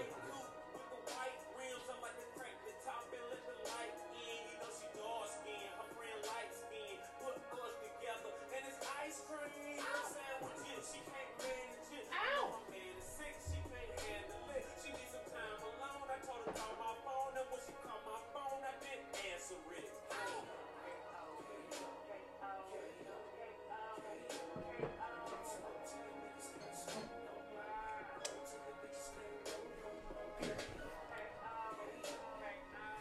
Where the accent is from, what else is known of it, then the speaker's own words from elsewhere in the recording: Savannah, Georgia, United States; one thing that associates being a youth growing up in Savannah, man, is death